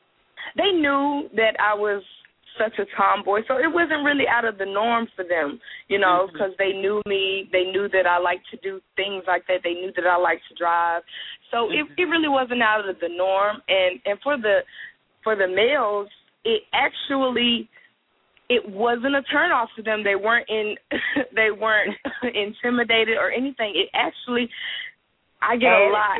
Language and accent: English; Suffolk, Virginia, United States; I'm from Virginia